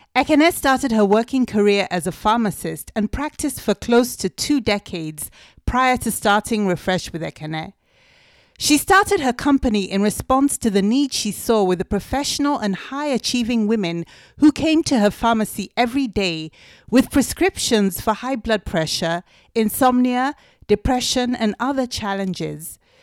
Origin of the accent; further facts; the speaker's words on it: Nigeria; we're Igbo, we're Nigerian